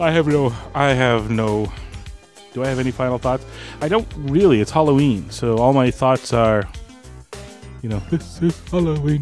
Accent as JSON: {"language": "English", "region": "Maritimes of Canada", "country": "Canada", "said": "I'm from the Maritimes of Canada"}